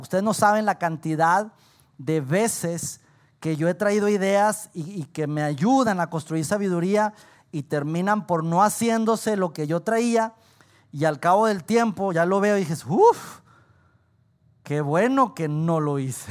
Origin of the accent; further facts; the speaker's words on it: Saltillo, Coahuila, Mexico; los que somos aquí de Saltillo